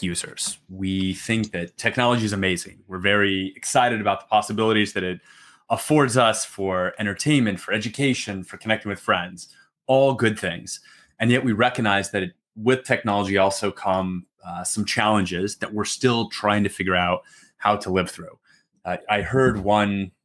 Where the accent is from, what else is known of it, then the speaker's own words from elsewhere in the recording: New Mexico, United States; moved away as an adult; also born or lived in Massachusetts / Washington, D.C. / Philadelphia; now in Austin, United States; I'm originally from New Mexico